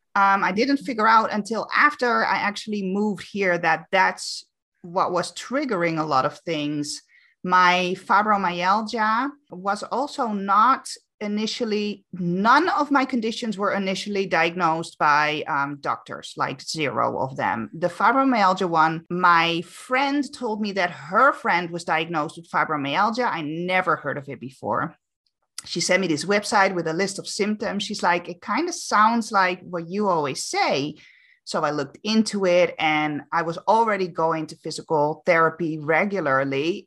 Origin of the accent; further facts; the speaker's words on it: Amsterdam, North Holland, Netherlands; moved away as an adult; now in Canary Islands, Spain; I'm born and raised in Amsterdam, but I actually now live on the Canary Islands.